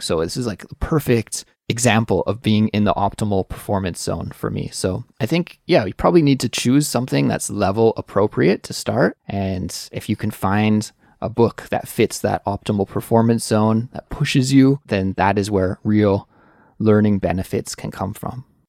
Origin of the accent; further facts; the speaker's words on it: Canada; moved away as an adult; now in South Korea; I do live right now in Korea, even though I am Canadian